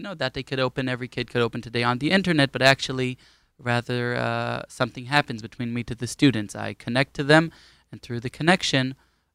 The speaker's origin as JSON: {"language": "English", "town": "Ra'anana", "region": "Central District", "country": "Israel", "tie": "born or raised there", "also_born_or_lived": "Queens, New York / Hispin, Golan Heights", "lives_now": "Kfar Tapuach", "said": "we lived in Ra'anana for 9 years"}